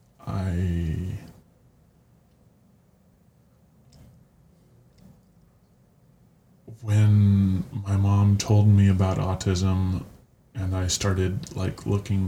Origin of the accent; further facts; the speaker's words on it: Santa Cruz County, California, United States; now in Phoenix, United States; I come from California, Santa Cruz County in particular